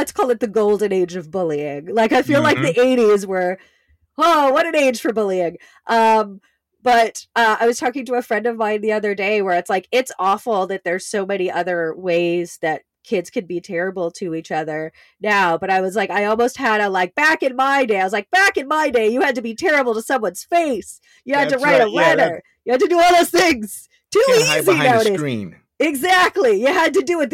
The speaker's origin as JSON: {"language": "English", "country": "Canada", "tie": "born or raised there", "said": "I grew up in Canada"}